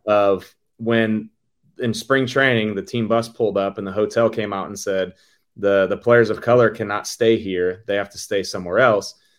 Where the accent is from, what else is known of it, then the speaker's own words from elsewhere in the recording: St. Louis, Missouri, United States; a kid growing up in St. Louis